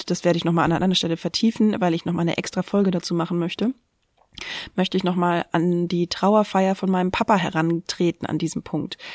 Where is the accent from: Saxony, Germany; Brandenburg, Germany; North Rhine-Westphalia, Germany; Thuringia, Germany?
Brandenburg, Germany; Linthe; Ich bin in Linte in Brandenburg aufgewachsen